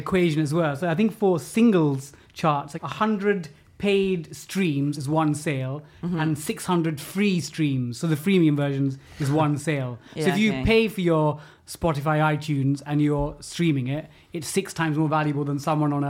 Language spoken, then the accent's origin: English; London, United Kingdom; So I'm from East Ham, from the London Borough of Newham, which is why I'm a massive West Ham fan.